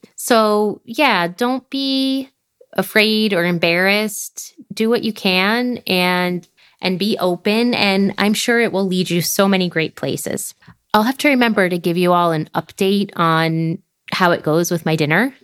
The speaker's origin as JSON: {"language": "English", "country": "United States", "moved": "as an adult", "said": "being from the U S"}